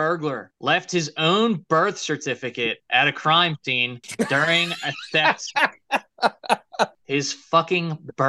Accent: Virginia Beach, Virginia, United States; I was born in Virginia Beach at a hospital that they were like, they were building the hospital as I was being born.

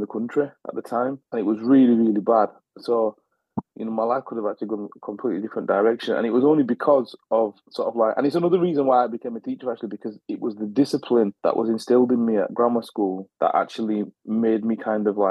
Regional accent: Halifax, Yorkshire and the Humber, United Kingdom; I grew up in Halifax, West Yorkshire. So I was born and raised there.

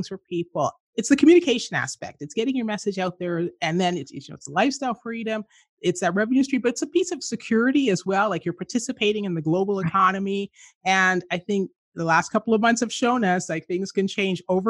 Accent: Canada; where I grew up in Canada

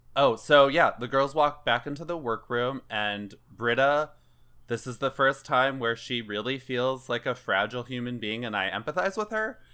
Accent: Chicago, Illinois, United States; as a native Chicagoan

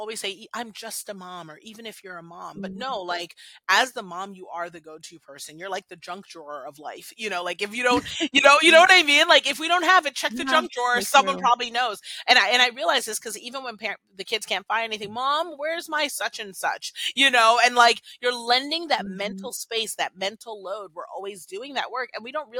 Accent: Washington, District of Columbia, United States; I was born here in the States. I'm, you know, an American girl. I was born in DC

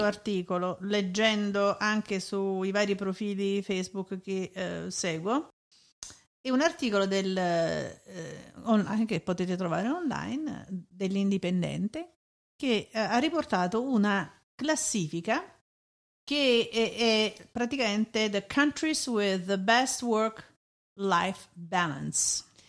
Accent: Italy; moved away; also born or lived in Germany; sono italiana

